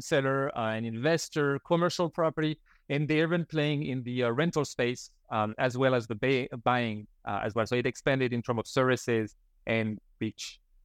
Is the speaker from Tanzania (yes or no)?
no; France; moved away as an adult; now in Canada; before that, I grew up in France